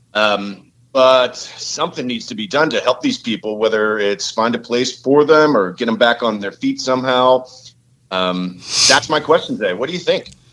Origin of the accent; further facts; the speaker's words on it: Pittsburgh, Pennsylvania, United States; also born or lived in Southern California; Born and raised in Pittsburgh, moved to SoCal after college, ended up moving back